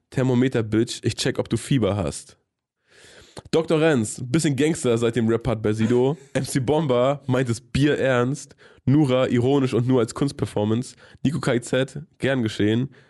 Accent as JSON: {"language": "German", "town": "Nordhausen", "region": "Thuringia", "country": "Germany", "said": "Ey, ich komme aus Thüringen."}